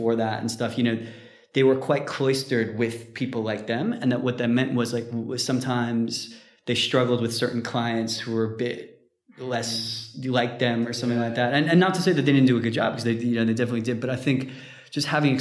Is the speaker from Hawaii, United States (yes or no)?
no; New York, United States; moved away as an adult; also born or lived in Texas / Japan / Spain / United Kingdom; now in London, United Kingdom; I'm from New York, but I went to uni in Texas